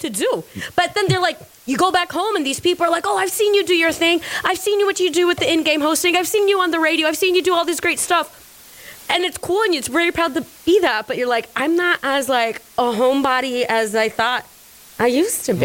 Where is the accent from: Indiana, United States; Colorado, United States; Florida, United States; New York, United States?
Florida, United States; Orlando; I'm from Orlando.